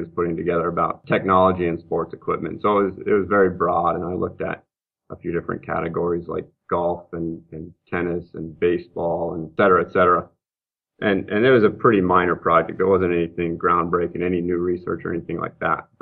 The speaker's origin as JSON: {"language": "English", "region": "Montana", "country": "United States", "tie": "born or raised there", "also_born_or_lived": "Massachusetts", "said": "I'm from Montana. I'm actually from here originally. Grew up here"}